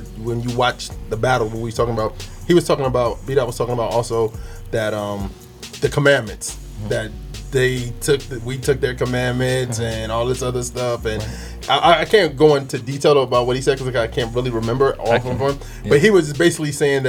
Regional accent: East Coast, United States; growing up on the East Coast

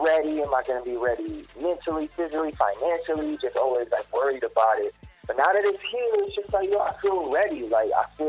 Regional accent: Jamaica; I'm Jamaican

